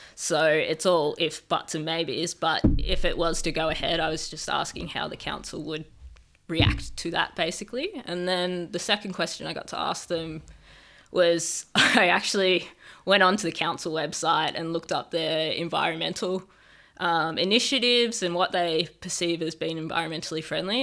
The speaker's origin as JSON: {"language": "English", "area": "Gippsland", "region": "Victoria", "country": "Australia", "tie": "born or raised there", "said": "I grew up in Gippsland, just outside of Latrobe Valley, towards the coast."}